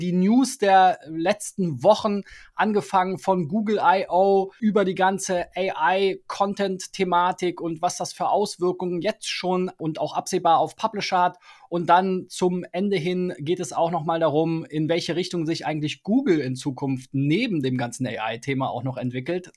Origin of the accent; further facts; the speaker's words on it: Germany; als Deutscher